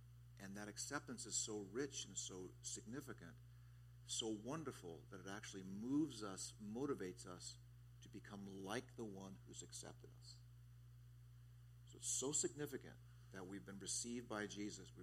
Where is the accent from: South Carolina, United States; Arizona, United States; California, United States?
California, United States; Southern; now in Kailua, United States; As a kid growing up in Southern California